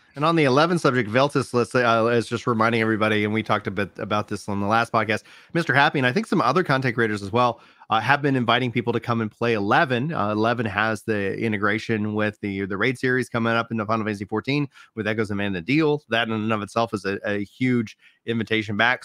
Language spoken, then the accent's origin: English; United States; I'm American